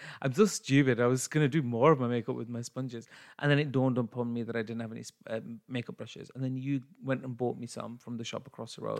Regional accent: United Kingdom; I'm British Asian

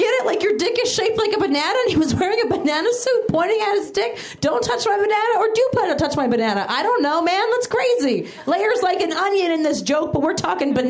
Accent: Maryland, United States; now in Los Angeles, United States; I'm originally from Maryland

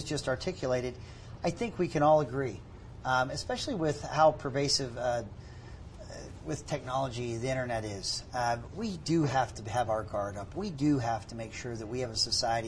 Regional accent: Pittsburgh, Pennsylvania, United States; now in Utah, United States; I grew up in Pittsburgh, and we had two papers.

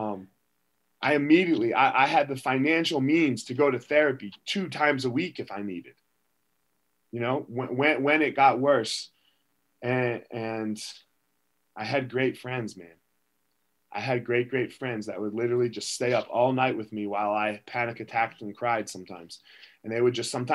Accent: United States; I was born in America

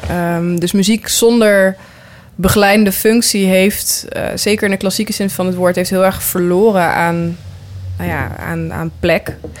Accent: near Nijmegen, Gelderland, Netherlands; ik kom zelf uit Nijmegen en, of, eh, ja, eigenlijk, nou, uit een heel klein dorp bij Nijmegen, maar ik zeg altijd van Nijmegen

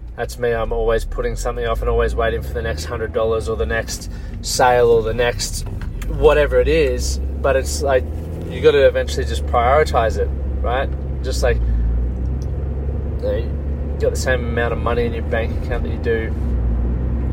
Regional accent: Toowoomba, Queensland, Australia; moved away; I spent some time at the High Flips Tavern, grew up around there

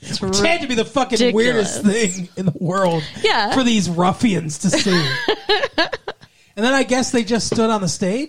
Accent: Melbourne, Victoria, Australia; Because we're from Australia. I'm specifically from Melbourne.

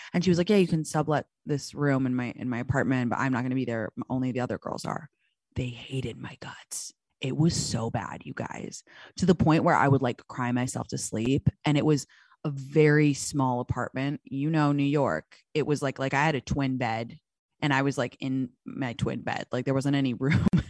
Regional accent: London, United Kingdom; moved away; my hometown of London

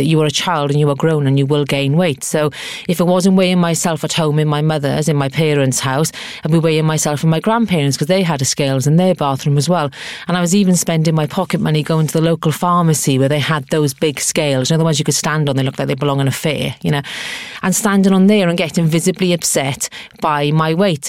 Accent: Abercynon, Wales, United Kingdom; moved away; I was brought up in the South Wales Valleys in a place called Abercynon.

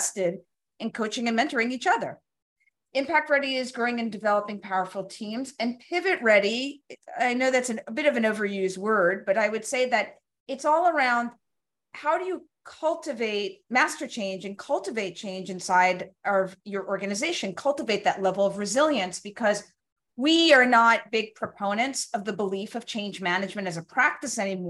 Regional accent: New York City, New York, United States; I grew up in Brooklyn

